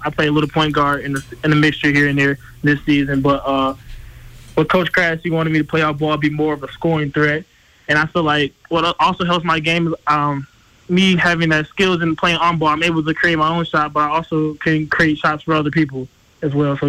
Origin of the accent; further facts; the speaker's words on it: Flint, Michigan, United States; Growing up in Flint is tough.